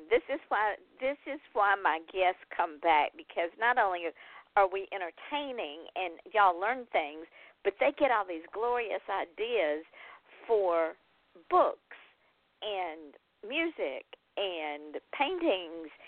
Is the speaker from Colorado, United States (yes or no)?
no; Georgia, United States; I'm from Georgia.